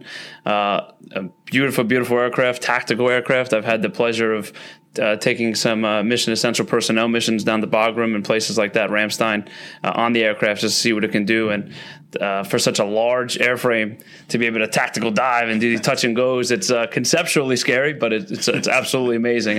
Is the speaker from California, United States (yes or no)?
no; New York City, New York, United States; I'm from the Bronx. Where I live, you can go down to a place called Fort Schuyler in the Silver Beach area. And my father worked a lot when I was a kid